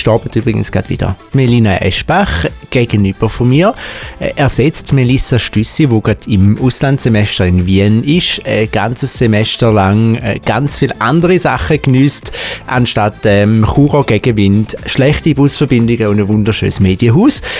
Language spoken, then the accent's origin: German; St. Gallen, Switzerland; accent: Eastern Swiss; in meinem Dialekt wahrscheinlich schon gehört aus der Ostschweiz, genauer gesagt aus der schönsten Stadt ähm, von der ganzen Schweiz, nämlich von St. Gallen. Ähm, bin dort auch aufgewachsen